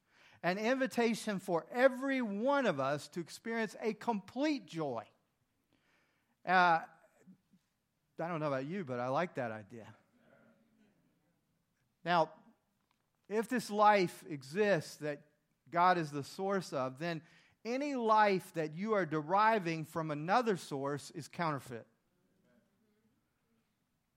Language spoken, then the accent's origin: English; the South, United States; I grew up in the South